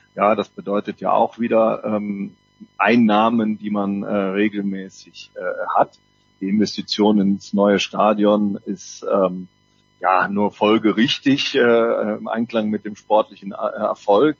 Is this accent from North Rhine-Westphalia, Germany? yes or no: yes; Cologne, North Rhine-Westphalia, Germany; als Kölner